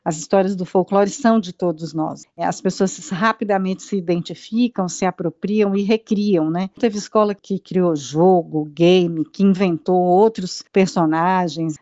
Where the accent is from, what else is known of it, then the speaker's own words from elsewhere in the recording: Brazil; A gente precisa se, se conectar enquanto povo brasileiro